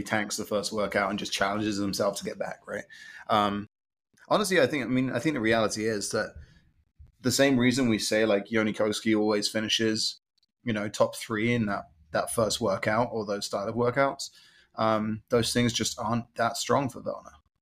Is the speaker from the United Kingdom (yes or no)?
yes; England, United Kingdom; moved away; growing up in England, like I would bike everywhere